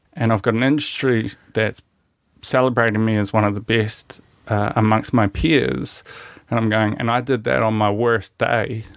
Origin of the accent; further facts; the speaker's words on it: New Zealand; as Kiwi men